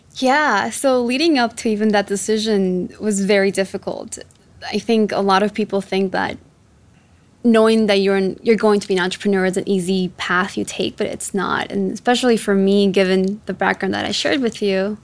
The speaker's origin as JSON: {"language": "English", "town": "Chicago", "region": "Illinois", "country": "United States", "tie": "born or raised there", "also_born_or_lived": "Quito, Ecuador", "said": "I was born in Ecuador, in Quito, and my mom uh, brought me out here to, to the US, to Chicago specifically, when I was seven years old. And growing, growing up in Chicago was tough"}